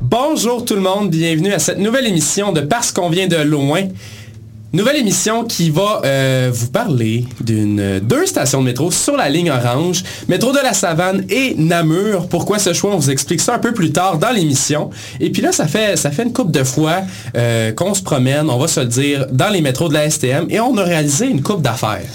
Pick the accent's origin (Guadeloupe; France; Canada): Canada; Granby, Quebec; on vient de Granby